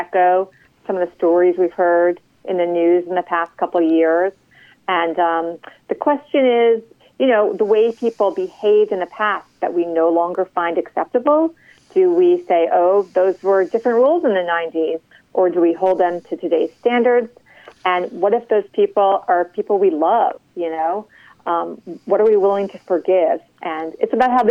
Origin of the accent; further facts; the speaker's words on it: New York, United States; now in Washington, D.C., United States; I grew up in New York